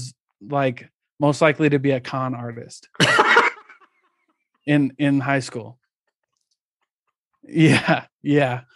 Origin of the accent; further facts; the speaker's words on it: Midwest, United States; I grew up in the Midwest